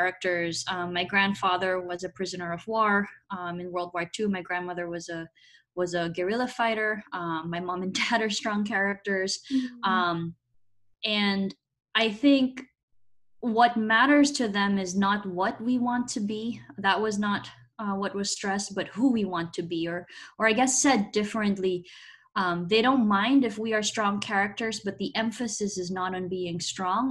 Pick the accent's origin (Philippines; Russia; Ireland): Philippines; moved away as an adult; now in United States; I grew up in the Philippines, a much more collectivist rather than individualist society